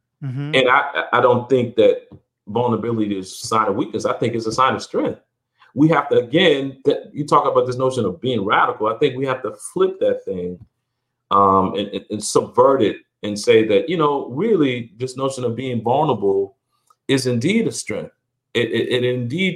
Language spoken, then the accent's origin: English; South Carolina, United States; when I was a kid growing up in South Carolina